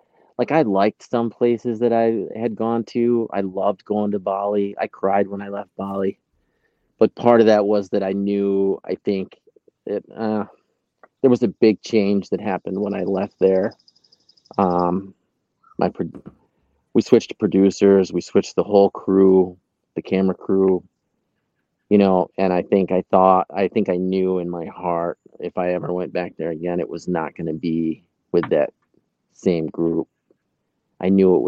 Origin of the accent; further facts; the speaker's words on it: Oxford, New York, United States; also born or lived in Smithville Flats, New York; now in Binghamton, United States; Grew up in Oxford, graduated with 50. Like born and raised in Oxford, but really I would say I grew up probably in Smithville Flats.